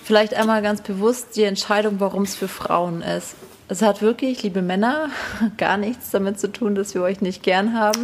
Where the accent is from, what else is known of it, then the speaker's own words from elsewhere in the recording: Hinterstein, Bavaria, Germany; es ist einfach auch meine Heimat